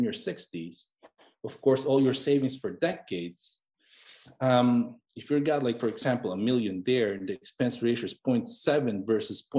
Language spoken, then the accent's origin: English; Philippines; moved away as an adult; now in United States; basically I grew up in the Philippines. I was born and raised there throughout from birth to medical school